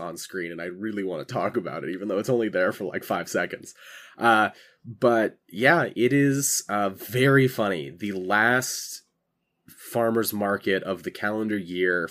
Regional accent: California, United States; moved away as an adult; I'm from California.

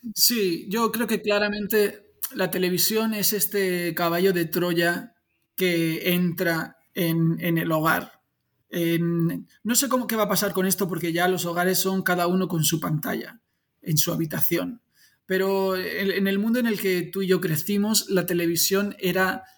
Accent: Spain; soy súper español

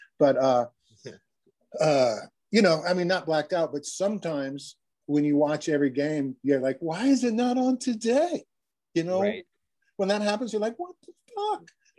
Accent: Missouri, United States; And I came from Missouri, and I was a Kansas City Royals fan, and I was an American League guy.

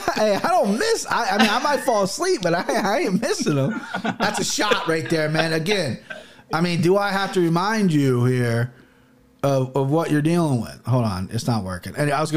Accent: Midwest, United States; I'm an American Christian, okay? I'm a Midwest blooded American.

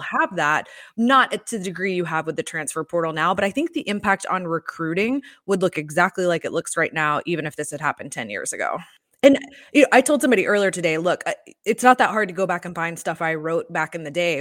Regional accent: Atlanta, Georgia, United States; also born or lived in Gainesville; I grew up in Atlanta

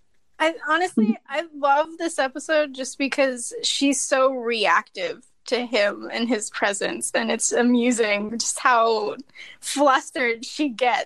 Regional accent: Kansas City, Missouri, United States; I am from Kansas City, Missouri. I'm 26.

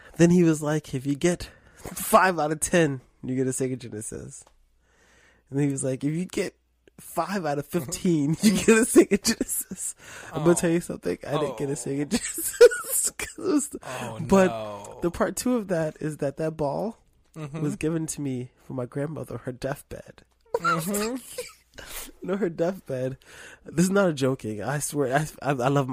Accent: New York City, New York, United States; I grew up near near Rucker Park in Harlem

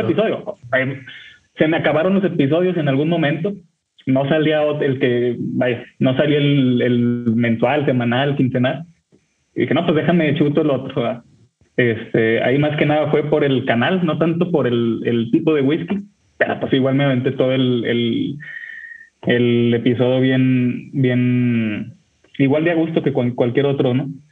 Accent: Torreón, Coahuila, Mexico; now in Monterrey, Mexico; yo soy de Monterrey, México, los escucho desde acá, eh, vivo aquí, pero yo soy originario de Torreón, Coahuila

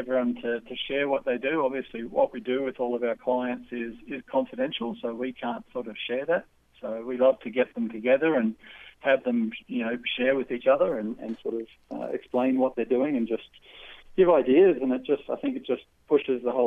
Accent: Australia; also born or lived in New Zealand; I'm an Aussie

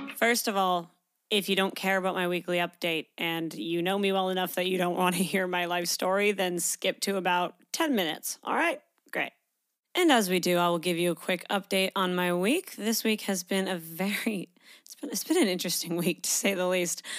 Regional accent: Canada; moved away as an adult; now in Australia; I grew up in Canada.

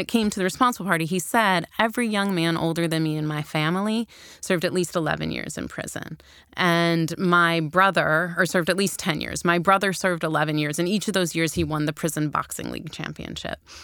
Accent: Chicago, Illinois, United States; I grew up in Chicago at the height of what we called the crack epidemic

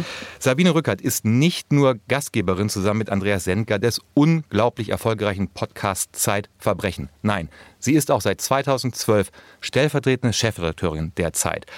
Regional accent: North Rhine-Westphalia, Germany; als Ostwestfale

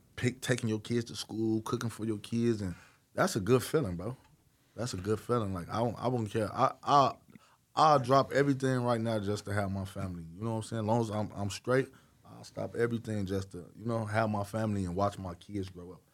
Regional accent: Chicago, Illinois, United States; I'm from Chicago

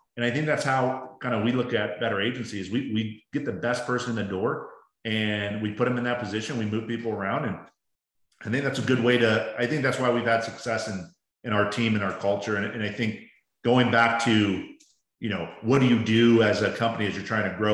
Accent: Baltimore, Maryland, United States; now in Arizona, United States; I grew up in Baltimore

